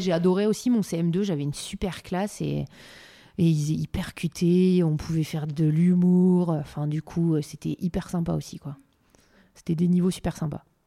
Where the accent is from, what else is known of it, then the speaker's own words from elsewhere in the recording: Calais, Hauts-de-France, France; je viens aussi de Calais, ville où il y a beaucoup de migrants